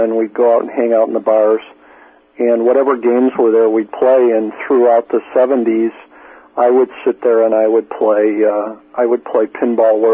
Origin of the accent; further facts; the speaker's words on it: northwest suburbs of Chicago, Illinois, United States; moved away; also born or lived in Minnesota; It was a suburb of Chicago. It was one of the northwest suburbs of Chicago